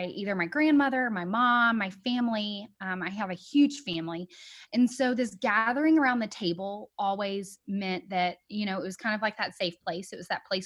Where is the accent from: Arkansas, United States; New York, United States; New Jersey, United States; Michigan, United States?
Arkansas, United States; moved away as an adult; So I am from Arkansas. I was born and raised in the South.